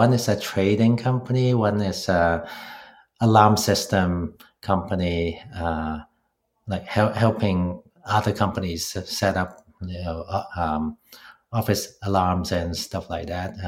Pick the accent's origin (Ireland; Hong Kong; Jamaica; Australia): Hong Kong; moved away as an adult; now in Toronto, Canada; I grew up in Hong Kong